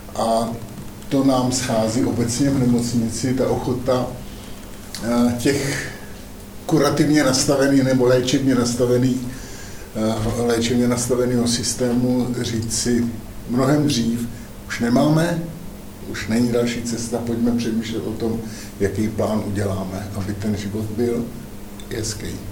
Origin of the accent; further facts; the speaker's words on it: Zábřeh, Olomouc Region, Czechia; sám jsem z Zábřeha